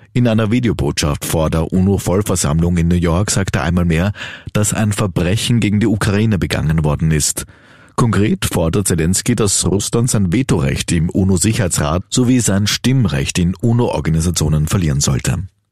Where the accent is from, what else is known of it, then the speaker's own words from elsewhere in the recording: Austria; bei uns in Österreich